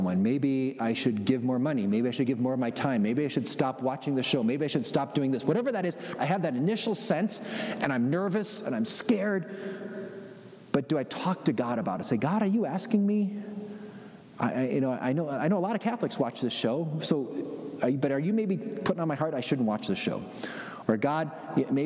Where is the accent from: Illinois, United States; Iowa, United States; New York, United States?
Illinois, United States; Chicago; I'm from Chicago